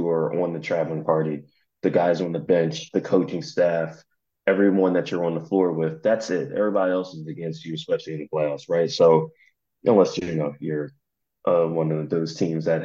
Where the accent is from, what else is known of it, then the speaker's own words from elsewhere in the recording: Philadelphia, Pennsylvania, United States; now in Los Angeles, United States; I'm in L.A., and I'm from Philly